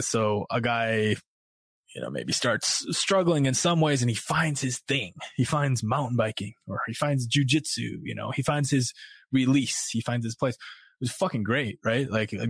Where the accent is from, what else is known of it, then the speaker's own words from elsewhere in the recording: Midwest, United States; now in Brooklyn, United States; I grew up in the Midwest and that's what we did. You know, we fished and we hunted.